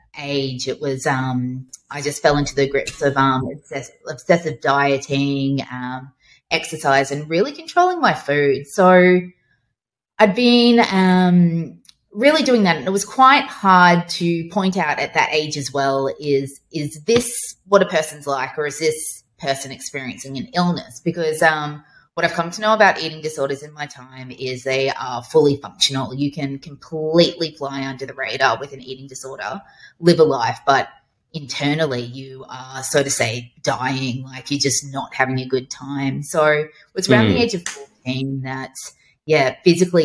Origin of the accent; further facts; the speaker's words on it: Brisbane, Queensland, Australia; also born or lived in Toowoomba; I grew up in Brisbane.